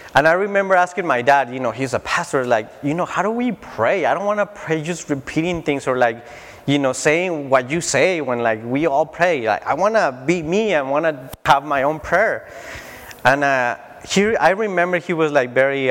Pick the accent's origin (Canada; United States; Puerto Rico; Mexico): Mexico; Tijuana, Baja California; moved away; I grew up in Tijuana, Mexico